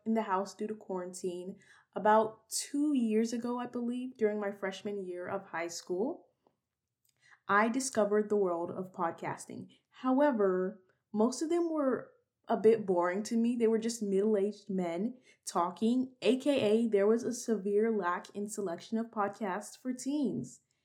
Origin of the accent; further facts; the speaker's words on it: Texas, United States; I was born and raised in Texas